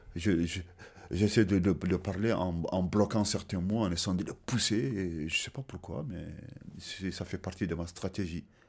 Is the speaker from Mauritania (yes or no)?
yes; Kaédi, Mauritania; French is a second language; also born or lived in Senegal; je suis né le six douze dix-neuf cent soixante-dix en Mauritanie et précisément dans ma localité qui s'appelle Ka-, Ka-, Ka-, Ka-, Ka-Eddy